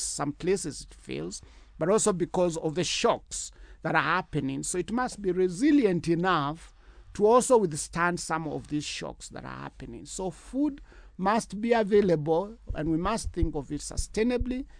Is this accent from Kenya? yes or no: yes; Kenya; as a Kenyan